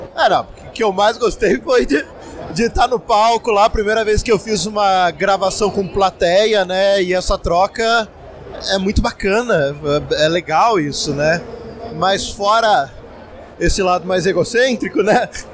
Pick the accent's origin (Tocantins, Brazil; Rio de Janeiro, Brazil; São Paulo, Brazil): São Paulo, Brazil; São José dos Campos; Eu sou de São José dos Campos